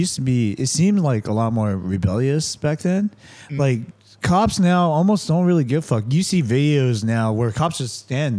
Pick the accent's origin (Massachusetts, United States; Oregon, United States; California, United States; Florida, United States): California, United States; Santa Ana; I grew up in Santa Ana.